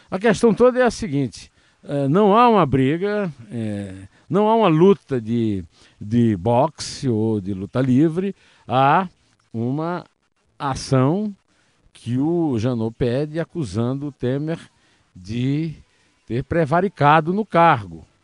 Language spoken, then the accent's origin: Portuguese; Brazil; nós, brasileiros que não somos fluminenses, muito menos cariocas